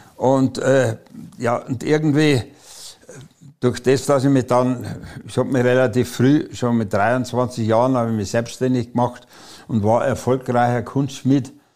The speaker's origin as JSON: {"language": "German", "town": "Munich", "region": "Bavaria", "country": "Germany", "also_born_or_lived": "Breslau (Wrocław)", "moved": "yes", "said": "da wo der beste Fußball gespielt wird, aus München"}